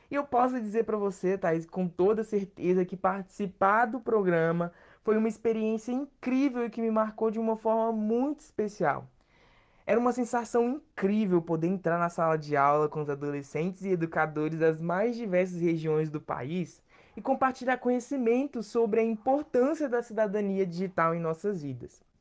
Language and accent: Portuguese; Minas Gerais, Brazil; born there; tenho 20 anos, moro no estado do Espírito Santo, mas nasci em Minas Gerais. Então tem dias que eu estou mais capixaba do que mineiro